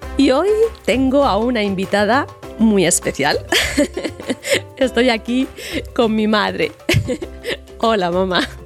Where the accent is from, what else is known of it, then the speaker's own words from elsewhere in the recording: Madrid, Community of Madrid, Spain; also born or lived in Barcelona; Yo siempre digo que soy de Madrid, aunque haya nacido en Barcelona, pero claro, al crecer aquí, pues me siento completamente